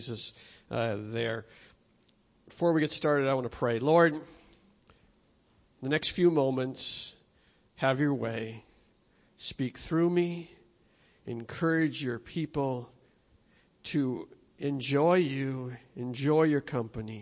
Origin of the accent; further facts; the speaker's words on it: Minnesota, United States; I'm from Minnesota